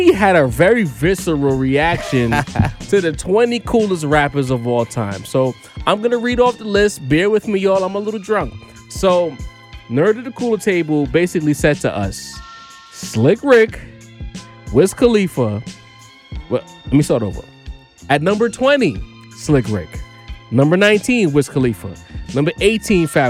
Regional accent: New York, United States; we're from New York

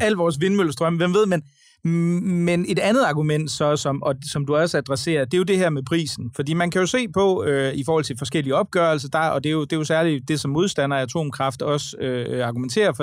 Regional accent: Aarhus, Central Denmark Region, Denmark; i min hjemby Aarhus

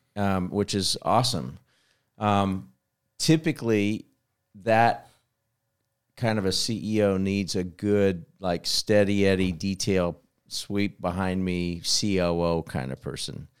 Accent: Kansas, United States; growing up in Kansas

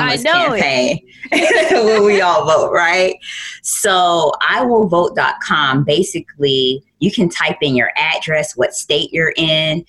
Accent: Florida, United States; moved away; I'm originally from Florida.

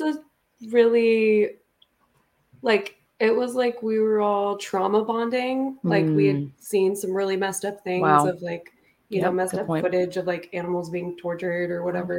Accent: Las Vegas, Nevada, United States; I grew up in Vegas.

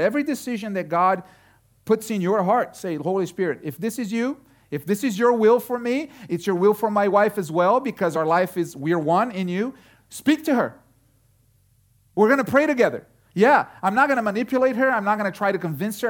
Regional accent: Brazil; now in Connecticut, United States; I was growing up in Brazil

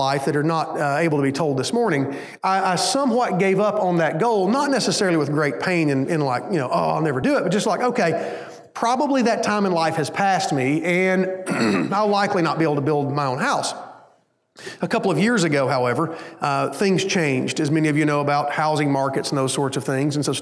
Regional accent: Hayden, Alabama, United States; also born or lived in Hueytown, Alabama; When my parents decided to move, they moved up to a small town called Hayden, Alabama

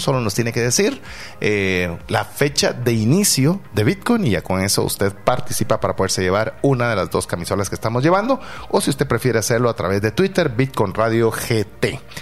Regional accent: Guatemala; siendo un guatemalteco

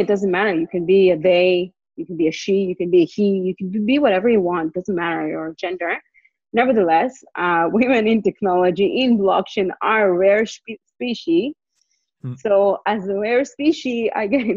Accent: Israel; moved away as an adult; also born or lived in Montreal, Canada; now in Vancouver, Canada; We went back to Israel. So we basically grew up in Israel.

